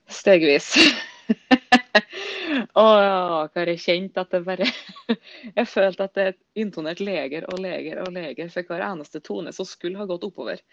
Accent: Surnadal, Møre og Romsdal, Norway; moved away; ble boende hjemme i Surnadal kommune, sikkert der jeg kommer ifra.

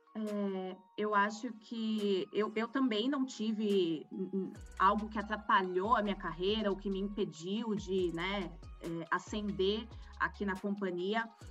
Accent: Campinas, São Paulo, Brazil; also born or lived in Rio Grande do Sul; Eu sempre morei em Campinas, mas eu não nasci aqui, eu nasci no Rio Grande do Sul. Sou uma gaúcha meio fake, porque morei por muito pouco tempo lá

